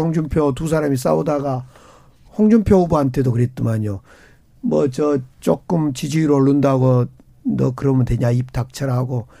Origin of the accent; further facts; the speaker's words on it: Gwangju, South Korea; 광주, 이제 저희 광주 출신이고